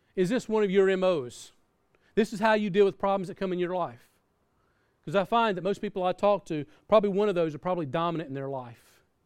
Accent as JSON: {"language": "English", "region": "the South", "country": "United States", "tie": "born or raised there", "said": "I grew up in the South"}